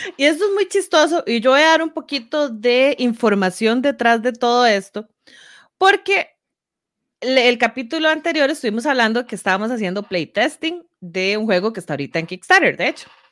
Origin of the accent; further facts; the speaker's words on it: Grecia, Alajuela, Costa Rica; yo viví toda mi infancia en Grecia prácticamente